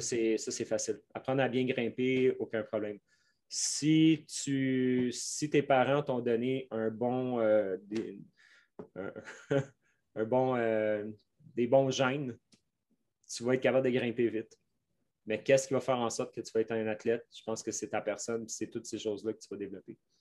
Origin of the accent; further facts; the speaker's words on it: Quebec, Canada; accent: Québécois; mon accent québécois